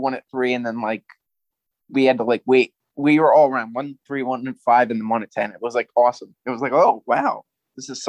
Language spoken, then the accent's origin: English; New Jersey, United States; I'm from New Jersey